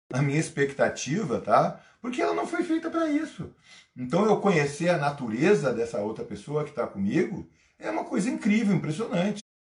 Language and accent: Portuguese; Brazil; homem nascido no Brasil